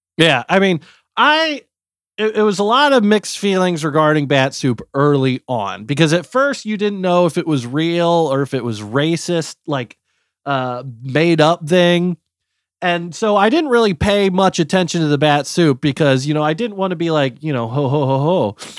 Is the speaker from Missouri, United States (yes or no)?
yes; Missouri, United States; moved away; I'm from Missouri